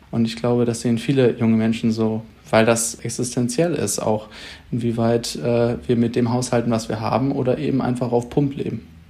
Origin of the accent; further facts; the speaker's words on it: Schleswig-Holstein, Germany; bei uns in Schleswig-Holstein